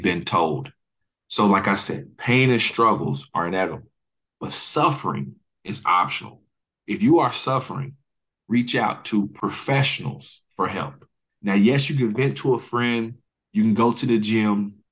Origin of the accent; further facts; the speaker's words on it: Oklahoma City, Oklahoma, United States; I'm from Oklahoma City, born and raised